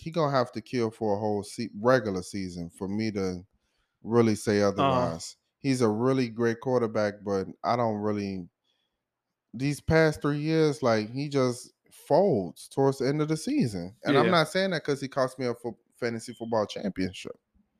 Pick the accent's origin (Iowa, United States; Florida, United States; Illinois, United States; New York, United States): Illinois, United States; Chicago; I love the fact that I'm from Chicago. I'm from the east side of Chicago.